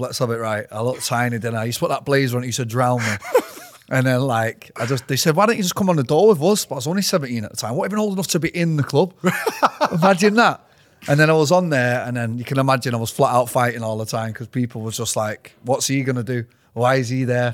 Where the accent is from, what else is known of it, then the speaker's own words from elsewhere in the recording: Manchester, North West England, United Kingdom; I was born in Withington. So grew up around there